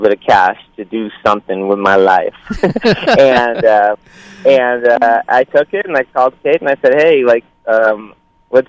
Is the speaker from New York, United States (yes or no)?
yes; New York, United States; moved away as an adult; also born or lived in Ukraine; now in Los Angeles, United States; I'm from the Ukraine, but I grew up in New York, and then I moved out here when I was 21